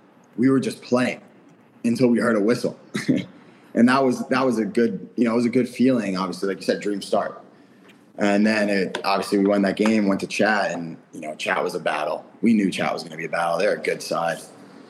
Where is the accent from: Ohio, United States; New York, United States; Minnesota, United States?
New York, United States; also born or lived in Michigan; now in Rochester, United States; I'm a New Yorker. So it's only 5-hour drive. So I can always go home if I wanted to see family